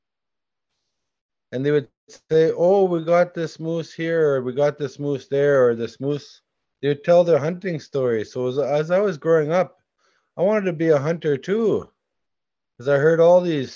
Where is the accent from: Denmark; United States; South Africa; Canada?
Canada; Serpent River First Nation, Ontario; also born or lived in Alberta / Saskatchewan / Manitoba; I come from, my community is Gnabaging, Serpent River First Nation. And I live at a place called Nimki Ojibwe, which is north of my community.